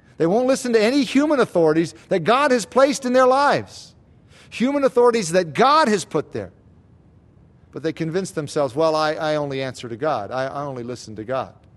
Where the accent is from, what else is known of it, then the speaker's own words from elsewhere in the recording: United States; especially as Americans, As American Christians